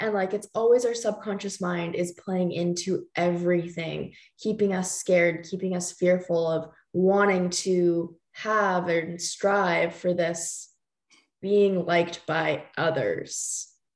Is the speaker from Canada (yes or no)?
yes; Canada; another Canadian girl living